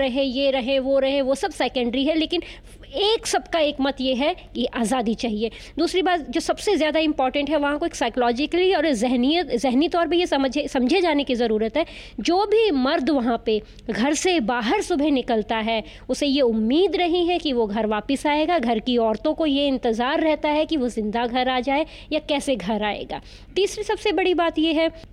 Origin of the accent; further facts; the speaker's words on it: Punjab, India; मैं पंजाब से आती हूँ